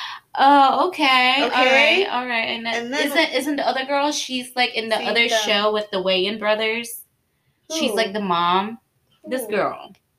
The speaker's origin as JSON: {"language": "English", "country": "Indonesia", "tie": "born or raised there", "moved": "yes", "said": "growing up in Indonesia"}